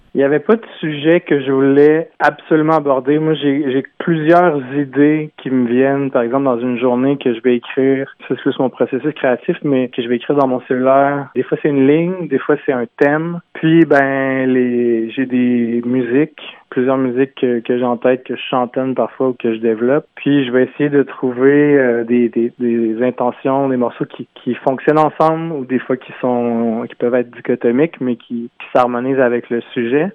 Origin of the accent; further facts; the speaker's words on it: Quebec City, Quebec, Canada; Je viens de Limoilou à Québec.